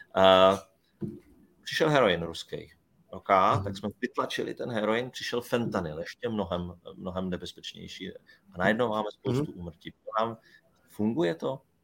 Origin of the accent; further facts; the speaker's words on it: Brno, South Moravian Region, Czechia; Já, já jsem třeba Brňák, no, měl být Brňák